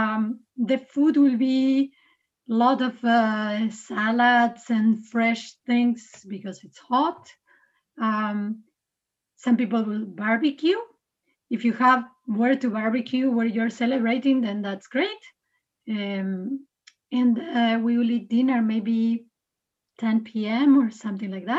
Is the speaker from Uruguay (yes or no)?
yes; Uruguay; moved away as an adult; also born or lived in Canada; now in Aarhus, Denmark; I'm from Uruguay.